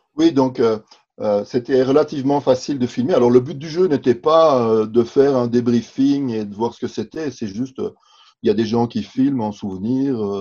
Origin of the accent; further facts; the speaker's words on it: Belgium; je suis belge aussi